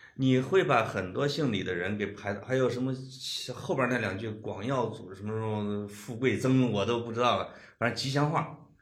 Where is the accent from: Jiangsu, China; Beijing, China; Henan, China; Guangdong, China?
Henan, China; 我们河南话